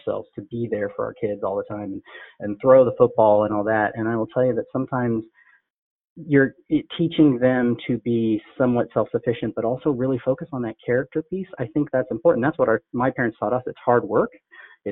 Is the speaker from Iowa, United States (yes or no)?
yes; Des Moines, Iowa, United States; also born or lived in Canada / Sri Lanka; I was born in Canada. My parents were born in Sri Lanka. We moved here to Des Moines, Iowa, actually, in the late 70s